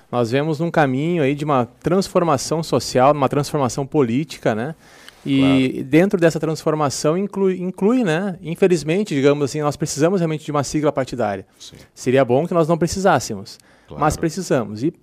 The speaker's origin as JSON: {"language": "Portuguese", "town": "Capão da Canoa", "region": "Rio Grande do Sul", "country": "Brazil", "said": "eu venho, por exemplo, eu venho de Capão na Canoa"}